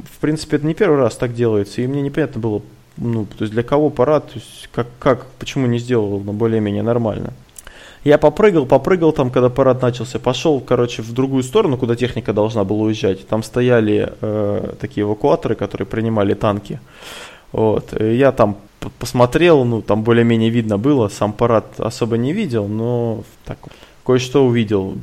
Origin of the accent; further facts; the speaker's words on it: Kursk, Kursk Oblast, Russia; сразу сказали, что мы из Курска